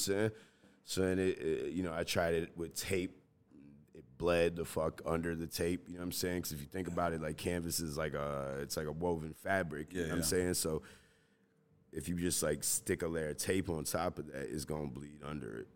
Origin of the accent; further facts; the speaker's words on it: Chicago, Illinois, United States; born and raised in Chicago